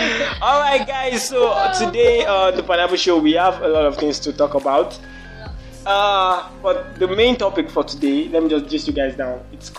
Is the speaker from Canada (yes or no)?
no; Nigeria; In Nigeria, I'm a Nigerian man.